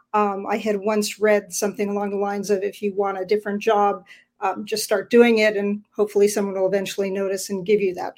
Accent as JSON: {"language": "English", "region": "Ontario", "country": "Canada", "also_born_or_lived": "Florida", "moved": "yes", "lives_now": "Vancouver, Canada", "said": "I'm originally from Ontario"}